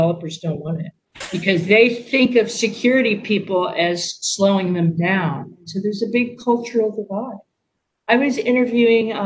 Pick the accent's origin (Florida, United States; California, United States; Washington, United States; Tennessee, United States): California, United States; Silicon Valley; I'm from Silicon Valley